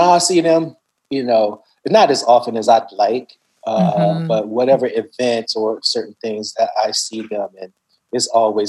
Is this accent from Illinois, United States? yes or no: yes; Chicago, Illinois, United States; moved away; also born or lived in Brooklyn; One, I grew up on the South Side of Chicago.